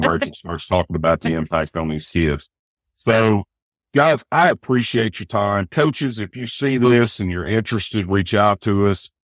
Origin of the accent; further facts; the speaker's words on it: Eastern Arkansas, United States; I'm an Arkansas kid. And I know at the generational poverty of the Delta growing up in Eastern Arkansas